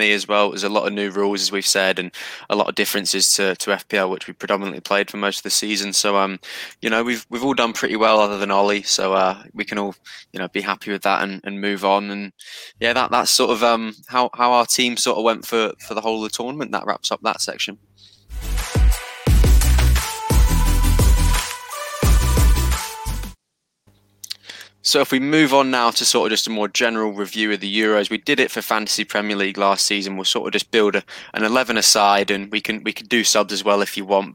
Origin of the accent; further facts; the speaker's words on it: Newcastle upon Tyne, North East England, United Kingdom; as a Geordie